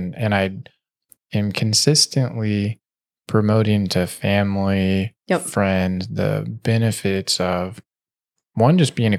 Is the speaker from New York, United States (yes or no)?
no; Stockton, California, United States; I lived in Northern California a lot. Stockton.